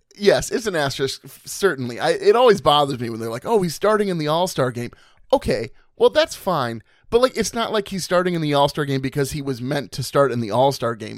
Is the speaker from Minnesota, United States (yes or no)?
yes; Stillwater, Minnesota, United States; Still water, baby. My hometown.